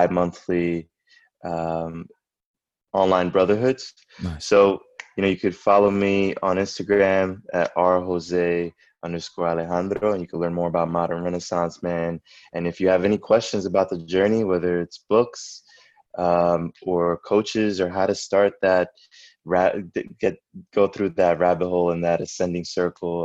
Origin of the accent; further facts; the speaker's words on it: Puerto Rico; I was born in Atorrey